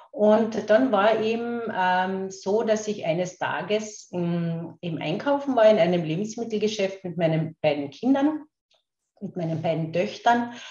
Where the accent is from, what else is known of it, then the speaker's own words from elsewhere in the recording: Carinthia, Austria; accent: Carinthian; Ich werde eh schauen, dass ich meinen Kärntner Dialekt ein klein wenig in den Griff bekomme, weil ich aus Kärnten bin.